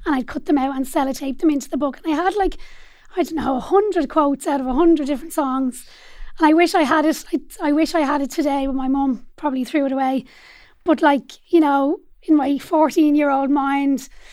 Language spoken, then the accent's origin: English; Dublin, Leinster, Ireland; I grew up in Dublin eight as well on a little road called Ross Road